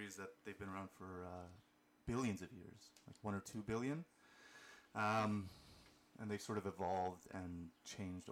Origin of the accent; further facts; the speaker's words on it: Kitchener, Ontario, Canada; also born or lived in Kosovo / Germany; Lived in Germany for a little bit and then raised in Kitchener-Waterloo